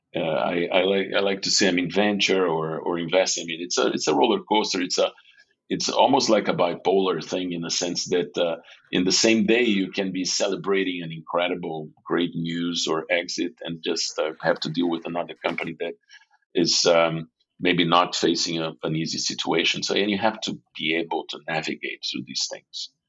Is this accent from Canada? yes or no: no; São Paulo, Brazil; I was born and raised in in São Paulo, in, Brazil